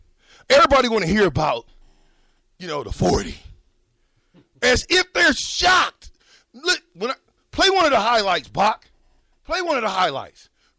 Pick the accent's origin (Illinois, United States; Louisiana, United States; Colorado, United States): Louisiana, United States; Springhill; But I grew up in Louisiana. Spring Hill, buddy, up in the sticks.